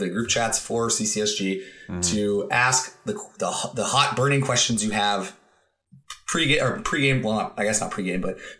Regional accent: Nova Scotia, Canada; I went to university there. I love the city. I grew up in Nova Scotia

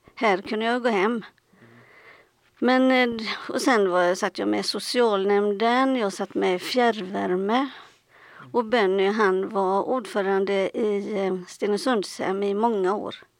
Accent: Gothenburg, Västra Götaland, Sweden; jag kommer från Göteborg

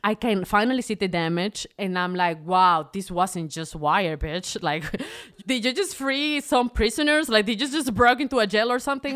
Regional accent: Venezuela; moved away; I'm from Venezuela.

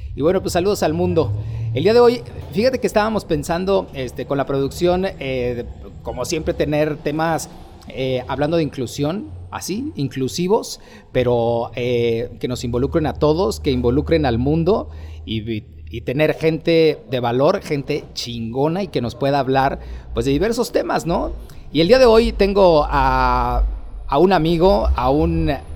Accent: Mexico; venimos de México

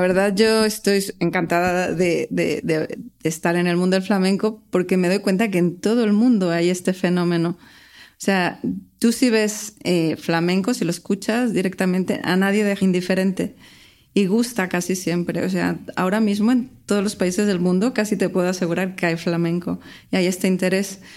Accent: Guadalajara, Jalisco, Mexico; moved away as an adult; now in Barcelona, Spain; soy mexicana

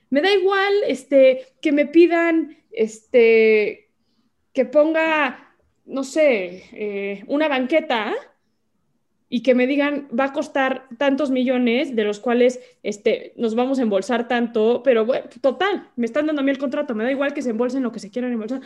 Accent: Mexico; soy mexicana

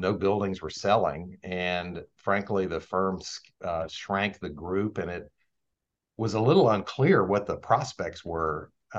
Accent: Shenandoah Valley, Virginia, United States; moved away; when I grew up in the Shenandoah Valley, my father was a farmer

